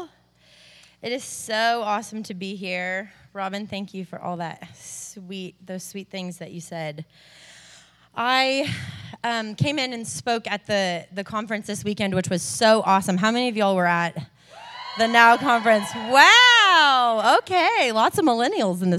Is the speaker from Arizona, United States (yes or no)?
yes; Arizona, United States; also born or lived in California; now in Nashville, United States; I was raised in Arizona, moved to California, am currently living in Nashville, Tennessee.